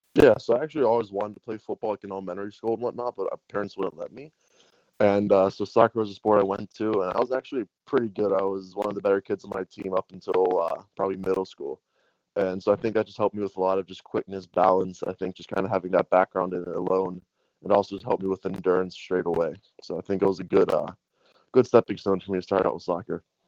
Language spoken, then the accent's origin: English; Pittsburgh, Pennsylvania, United States; I grew up in Pittsburgh my whole life till I went away to school.